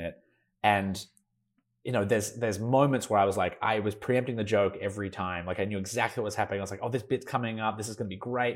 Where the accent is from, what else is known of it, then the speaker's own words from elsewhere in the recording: Melbourne, Victoria, Australia; moved away as an adult; now in Los Angeles, United States; I'm Australian. I, I lived in Melbourne my whole life, and then I, um, graduated, uh, from high school